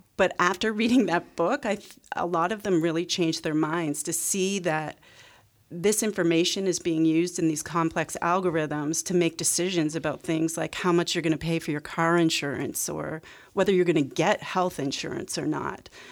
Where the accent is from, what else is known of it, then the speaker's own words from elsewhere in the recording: Canada; I grew up in Canada